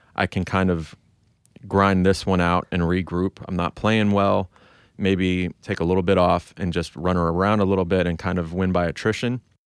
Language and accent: English; United States; I feel like such an American